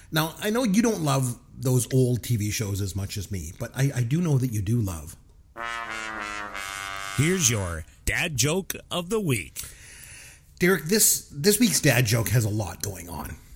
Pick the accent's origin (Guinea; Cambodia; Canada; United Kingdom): Canada; I'm a Canadian, so I love hockey.